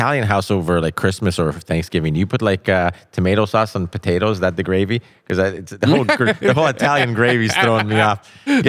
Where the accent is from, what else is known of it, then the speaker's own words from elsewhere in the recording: Canada; I'm Canadian.